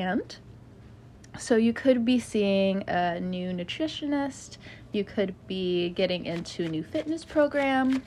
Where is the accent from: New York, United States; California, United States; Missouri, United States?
California, United States; now in the southern United States; I grew up in California